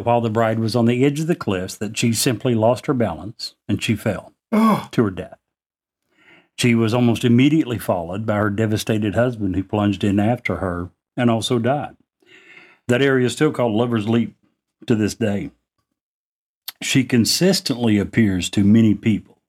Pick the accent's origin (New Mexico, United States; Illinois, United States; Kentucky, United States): Kentucky, United States; Monticello; I was born and raised down in Monticello on the Kentucky-Tennessee border